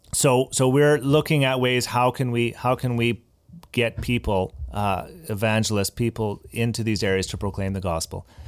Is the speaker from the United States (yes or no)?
no; Abbotsford, British Columbia, Canada; I was, uh, born and raised in Abbotsford